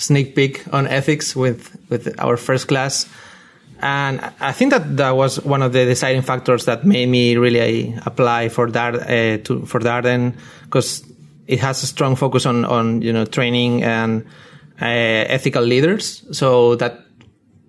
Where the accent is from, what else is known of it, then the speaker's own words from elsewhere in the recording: Spain; moved away; I'm from Spain